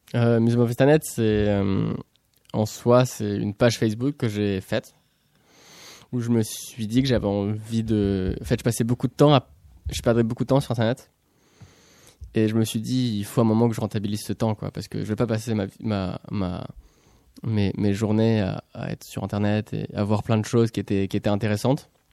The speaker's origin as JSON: {"language": "French", "town": "Pessac", "region": "Nouvelle-Aquitaine", "country": "France", "tie": "born or raised there", "said": "je suis né à Pessac"}